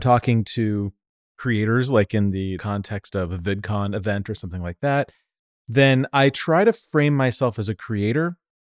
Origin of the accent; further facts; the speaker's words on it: Denver, Colorado, United States; accent: Denver and Southern California; also born or lived in Southern California; now in New York, United States; That's like exactly what you would nail my accent down to, is Denver and Southern California.